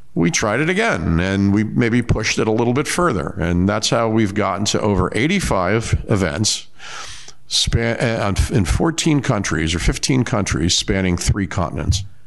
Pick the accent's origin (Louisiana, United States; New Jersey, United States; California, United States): New Jersey, United States; Lavallette; also born or lived in Asbury Park, New Jersey; I grew up in Lavalette